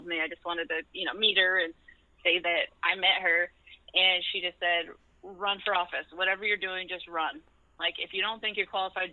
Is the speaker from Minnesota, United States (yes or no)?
no; Lapwai, Idaho, United States; moved away; also born or lived in Lake Oswego, Oregon; growing up in Lapway is really the tight-knit community